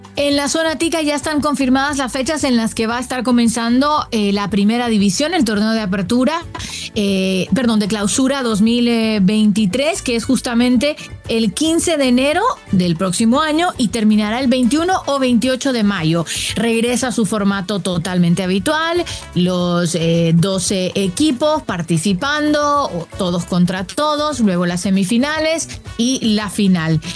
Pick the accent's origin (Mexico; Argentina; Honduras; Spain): Honduras; en mi país